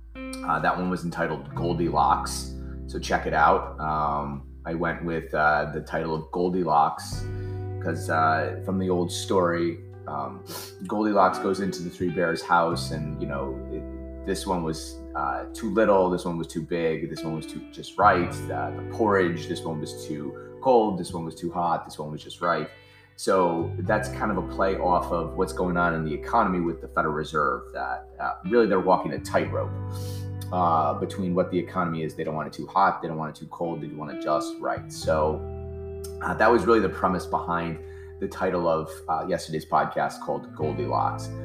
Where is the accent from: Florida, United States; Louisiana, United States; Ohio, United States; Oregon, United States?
Ohio, United States; now in New Jersey, United States; I'm from Ohio. I live in New Jersey now